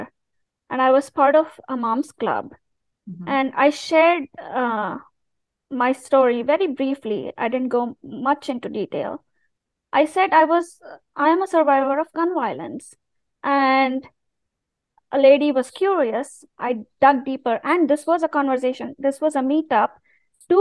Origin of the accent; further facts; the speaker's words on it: India; moved away; as an Indian person who's not religious